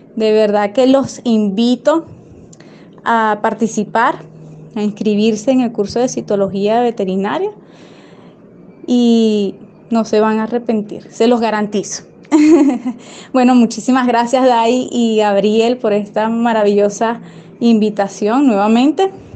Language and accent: Spanish; Venezuela; soy venezolana, Vivo en Venezuela